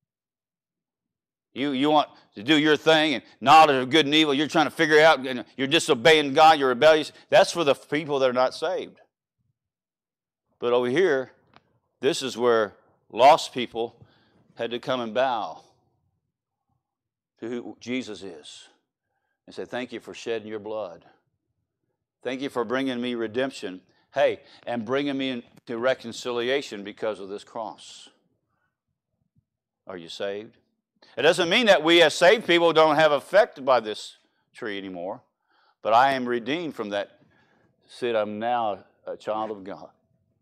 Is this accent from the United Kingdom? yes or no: no; Louisiana, United States; moved away; also born or lived in El Reno; I'm from Louisiana